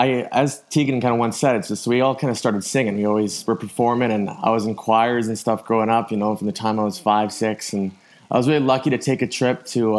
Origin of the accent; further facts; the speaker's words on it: Canada; obviously growing up in Canada